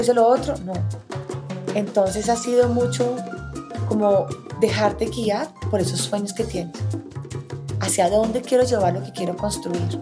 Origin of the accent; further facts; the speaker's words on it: Bogotá, Colombia; Yo soy colombiana, vivo nací en Bogotá, vivo en Bogotá, he vivido la mayoría de mi vida en Bogotá